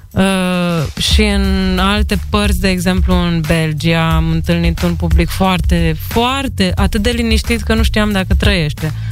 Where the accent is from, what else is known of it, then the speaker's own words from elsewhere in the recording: Iași, Iași County, Romania; also born or lived in Tulcea / Piatra Neamț / Bucharest; Eu sunt bucureșteancă. Adică sunt născută în Tulcea, mă rog, crescută în Iași, Piatra Neamț și mutată în București, 10 ani acolo.